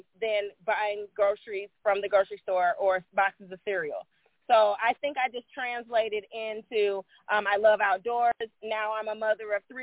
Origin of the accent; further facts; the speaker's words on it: Midwest, United States; I was raised in the Midwest.